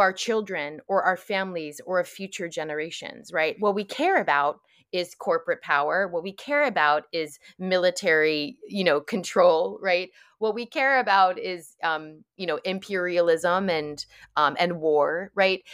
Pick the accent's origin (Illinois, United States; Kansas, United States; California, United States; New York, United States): New York, United States; I grew up in New York